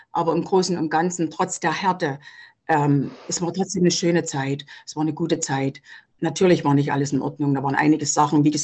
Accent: East Germany, Germany; bei uns im Osten, das, das war nicht so

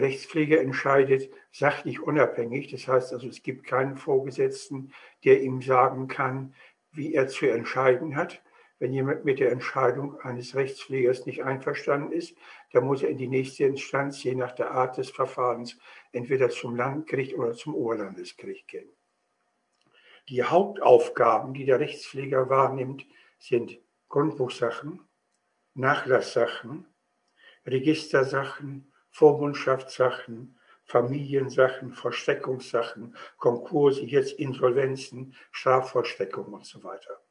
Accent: East Frisia, Lower Saxony, Germany; also born or lived in Wittmund / Brake; Ich bin also in Ostfriesland aufgewachsen

